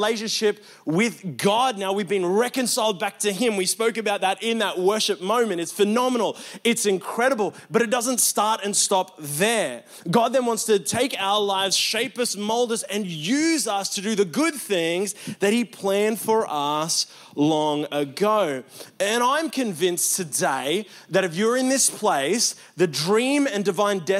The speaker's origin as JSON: {"language": "English", "country": "Australia", "said": "I'm very Australian"}